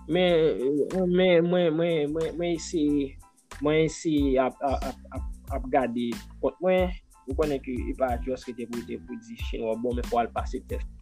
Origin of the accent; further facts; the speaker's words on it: Haiti; moved away as an adult; now in Taiwan; Peyi, pam nan, Haiti